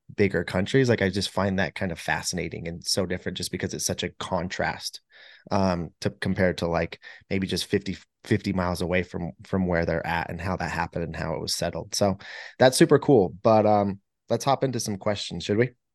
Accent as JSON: {"language": "English", "country": "United States", "tie": "born or raised there", "said": "growing up in America"}